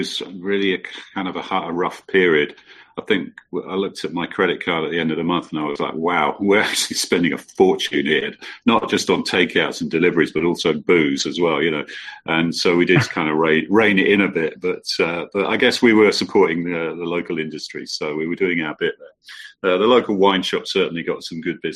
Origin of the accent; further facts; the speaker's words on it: England, United Kingdom; I'm English